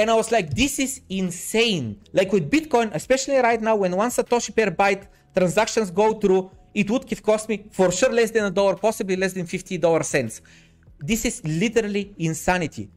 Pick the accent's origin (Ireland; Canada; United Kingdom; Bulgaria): Bulgaria; Varna, Varna Province; the city that I'm from Varna